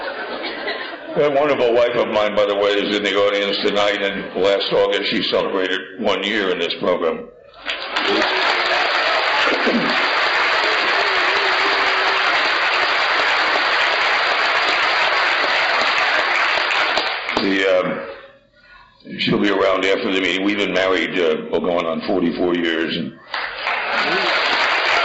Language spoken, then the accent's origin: English; New Jersey, United States; I grew up in New Jersey, we didn't have any crops